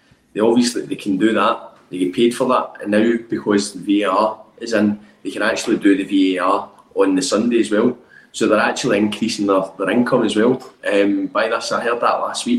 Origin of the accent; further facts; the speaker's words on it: Bishopbriggs, Scotland, United Kingdom; I'm from Bishop Riggs